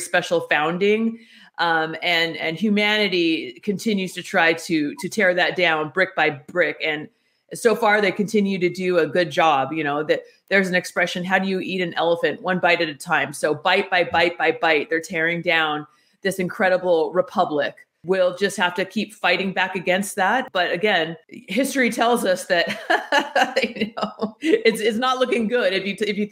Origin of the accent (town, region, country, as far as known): United States